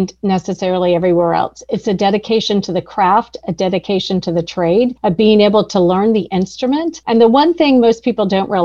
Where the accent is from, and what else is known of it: Atlanta, Georgia, United States; born or raised there